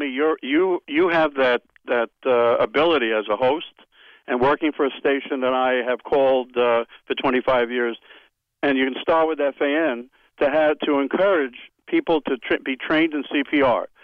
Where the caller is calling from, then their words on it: Dix Hills, New York, United States; people know … from Dix Hills, and maybe they would that you can connect them with somebody.